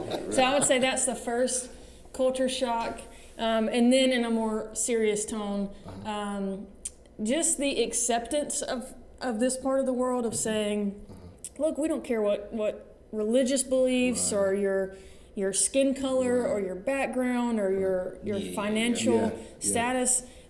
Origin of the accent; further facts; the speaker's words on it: Alabama, United States; So I grew up, my dad and my mom are pastors. They pastor a church there in Alabama.